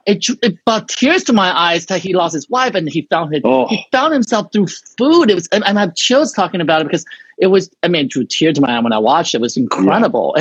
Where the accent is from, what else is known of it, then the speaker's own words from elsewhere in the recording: Taiwan; English is a second language; moved away; I'm from Taiwan